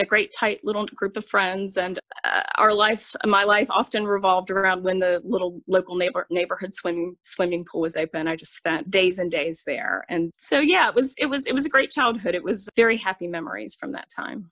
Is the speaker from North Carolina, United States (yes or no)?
yes; Charlotte, North Carolina, United States; I grew up in Charlotte, North Carolina.